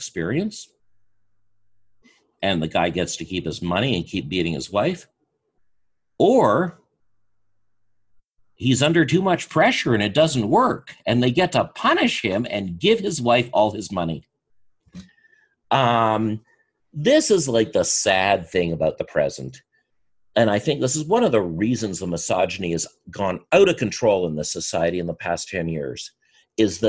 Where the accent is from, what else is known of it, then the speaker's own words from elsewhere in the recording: Canada; As a Canadian